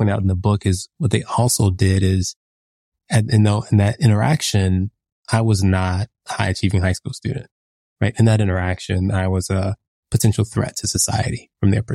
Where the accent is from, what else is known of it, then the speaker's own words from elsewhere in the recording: United States; I think of myself as a Black American